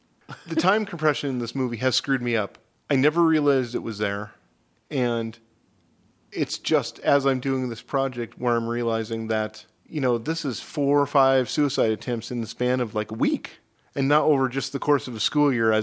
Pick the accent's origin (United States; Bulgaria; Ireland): United States; Midwest; As a Midwesterner